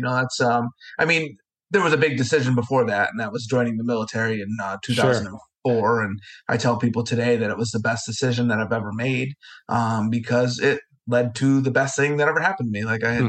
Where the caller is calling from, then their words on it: Vestal, New York, United States; I am in Vestal, New York, okay. Little town outside of Binghamton, New York.